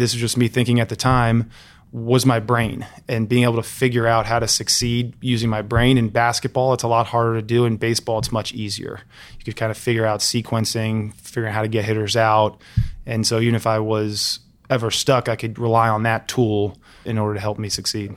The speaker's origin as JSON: {"language": "English", "town": "Alexandria", "region": "Virginia", "country": "United States", "tie": "born or raised there", "said": "I grew up in Alexandria, Virginia"}